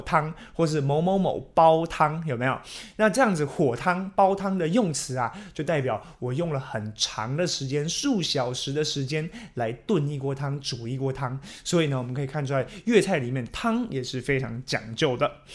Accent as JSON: {"language": "Chinese", "country": "Taiwan", "said": "我们台湾人"}